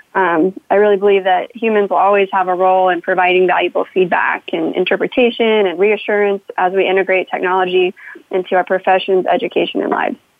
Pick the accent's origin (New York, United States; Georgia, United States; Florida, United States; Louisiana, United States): Florida, United States; Space Coast; moved away; I'm from the Space Coast where I could usually view all the launches from my bedroom window